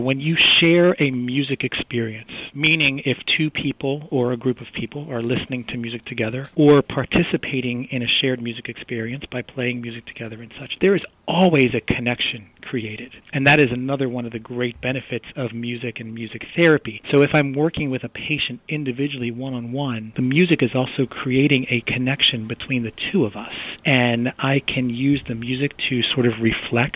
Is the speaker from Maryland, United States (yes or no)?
yes; Baltimore, Maryland, United States; I grew up born and bred in Baltimore